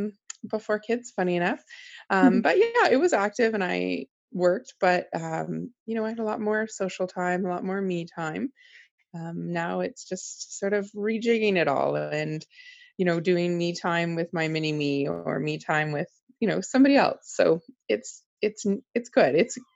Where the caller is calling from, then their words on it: Toronto, Ontario, Canada; I'm just outside of Toronto, basically in Toronto, in Ontario.